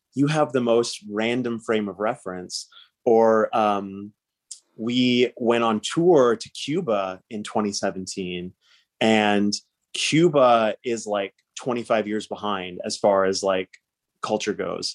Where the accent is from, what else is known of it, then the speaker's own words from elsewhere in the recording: Surrey, British Columbia, Canada; I grew up in Surrey